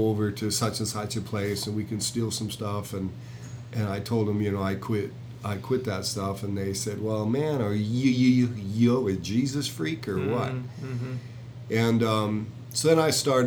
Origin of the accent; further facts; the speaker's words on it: Jamestown, North Dakota, United States; I was born in Jamestown, North Dakota, and I was born there because mother was a patient in a psychiatric institution